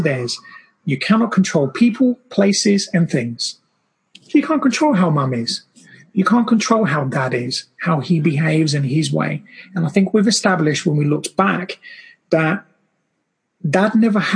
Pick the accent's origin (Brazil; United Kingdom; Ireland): Brazil; I grew up in Brazil, and my family just kept multiplying